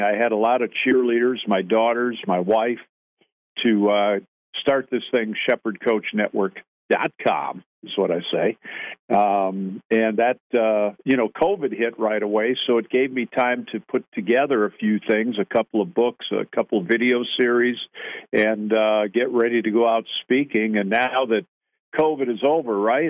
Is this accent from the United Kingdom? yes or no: no; Grafton, Wisconsin, United States; moved away; I'm from Grafton